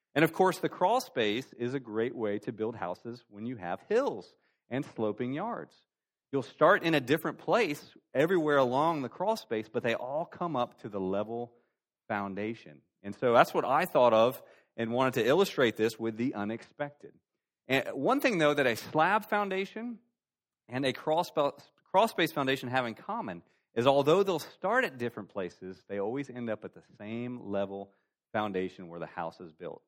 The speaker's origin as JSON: {"language": "English", "region": "Florida", "country": "United States", "also_born_or_lived": "Greenville area, South Carolina", "moved": "as an adult", "lives_now": "Greenville, United States", "said": "I'm from Florida"}